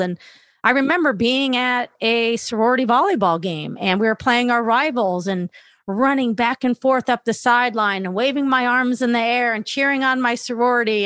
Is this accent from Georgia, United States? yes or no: no; Los Angeles, California, United States; I grew up in Northridge, California